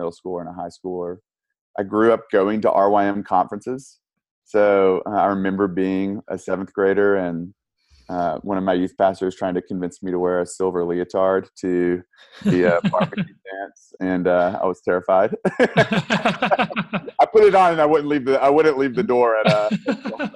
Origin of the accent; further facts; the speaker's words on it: Tuscumbia, Alabama, United States; moved away as an adult; So I grew up in Tuscumbia, Alabama.